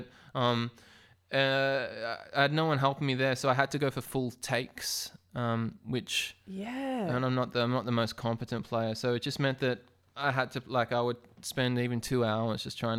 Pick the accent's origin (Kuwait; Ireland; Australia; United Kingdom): Australia; Melbourne, Victoria; that's not because I'm a snob from Melbourne